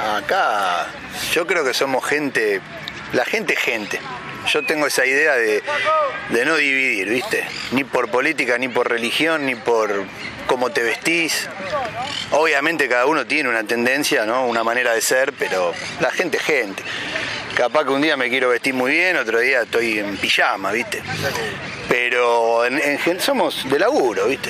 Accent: Buenos Aires, Argentina; also born or lived in Liniers, Buenos Aires; Yo soy fanático acá de Flores, ¿viste? Por ejemplo. Es el barrio por el que anduve siempre. Vivo en Linier

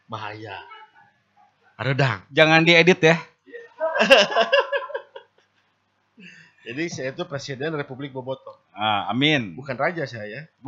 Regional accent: Bandung, West Java, Indonesia; born there; Tapi masih Bandung kan? Saya Bandung. Bandung. Lahir di Bandung.

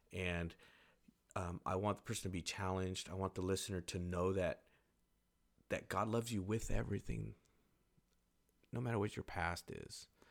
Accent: Carlsbad, California, United States; moved away; I'm from Carlsbad, I I go back there as much as I can. And it it might not be like the greatest, but it, it is home for me.

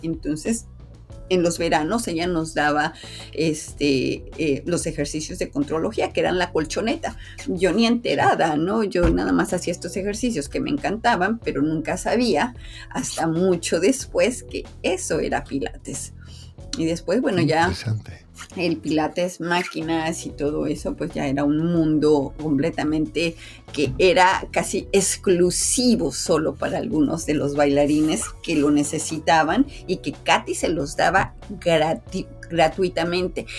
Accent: Mexico; aquí en mi país, en México

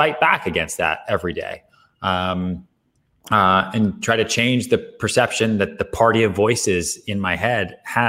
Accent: outside Boston, Massachusetts, United States; also born or lived in Texas; now in New York, United States; I'm not from New York. I was born in Texas, grew up outside Boston. I came here.

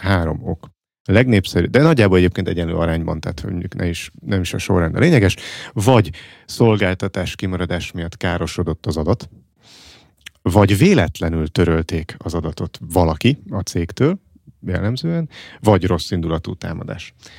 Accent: Fót, Pest, Hungary; én foton, ahol felnőttem

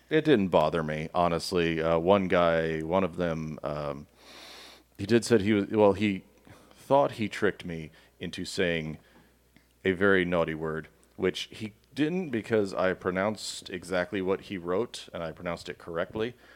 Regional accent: Miami, Florida, United States; now in Georgia, United States; I grew up with cats in Miami

